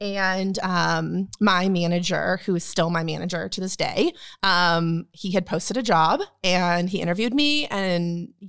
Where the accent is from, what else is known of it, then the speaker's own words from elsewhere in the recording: Northern California, United States; moved away as an adult; now in Texas, United States; So I grew up in Northern California. I moved here to go to TCU.